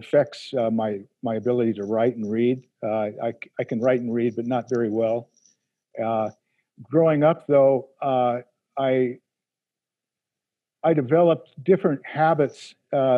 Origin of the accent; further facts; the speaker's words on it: United States; Being an American